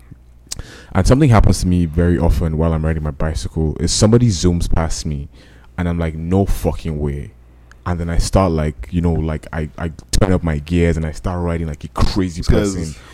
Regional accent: Nigeria; I'm a Nigerian man

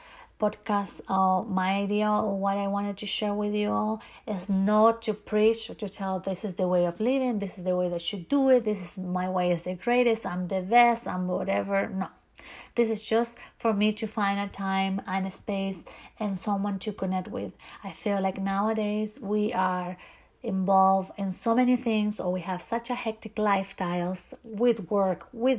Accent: Chile; English is a second language; moved away as an adult; now in Key West, United States; I originally from another country, which is Chile, a country that I love so, so very much. And my first language is not English

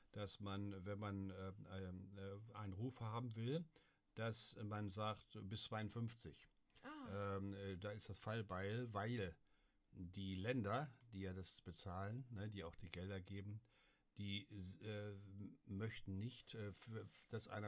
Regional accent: Germany; Ich war früher schon mal dort gewesen, weil ich als Westdeutscher ja einfach rüber konnte.

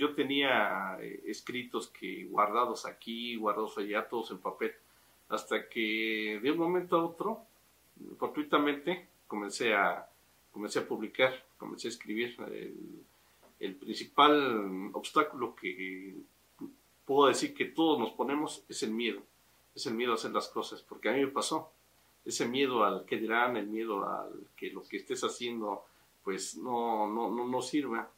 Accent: Tasquillo, Hidalgo, Mexico; moved away; also born or lived in Mexico City; mi tierra es donde nací y donde quiero morir, es mi tierra tasquillo

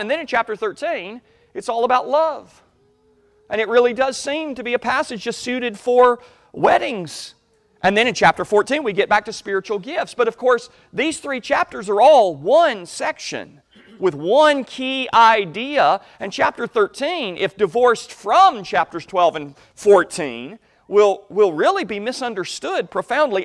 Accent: United States; as American Christians

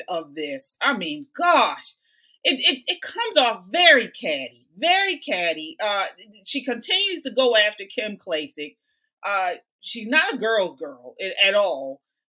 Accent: Baltimore, Maryland, United States; we're from Baltimore. Okay, so many of us live in Baltimore, and we are here

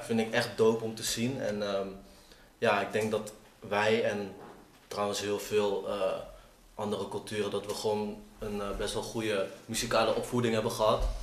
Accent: Assen, Drenthe, Netherlands; kom uit Assen.

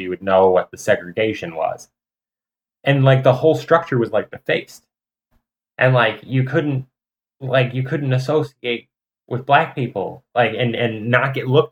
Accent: North Chicago, Illinois, United States; moved away as an adult; also born or lived in Missouri; I'm from North Chicago.

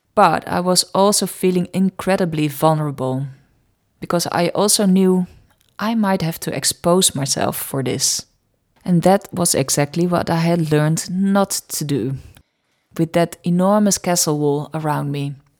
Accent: Netherlands; accent: Dutch; English is a second language; my Dutch accent

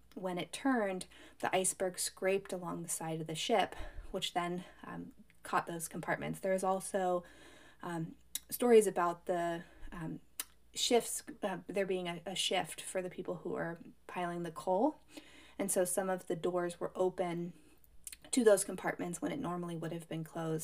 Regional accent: United States; I come from Lake Tahoe, which has really deep cold water as well

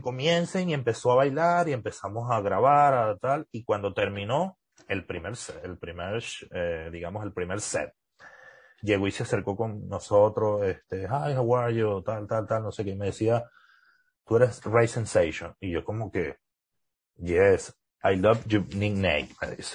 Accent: Trujillo, Venezuela; accent: gocho; moved away as an adult; also born or lived in Mérida / Valencia; now in United States; Sí, yo sí me crié en Trujillo, yo nací en Trujillo, soy gocho 100%

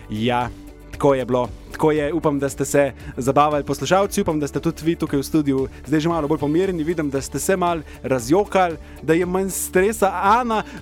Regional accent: Slovenia; Slovenci smo kulturen narod.

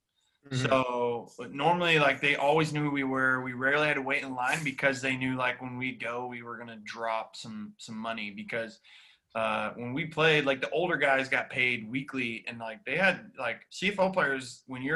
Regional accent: Texas, United States; moved away as an adult; I grew up like in Texas where you didn't travel because everything you need is in Texas.

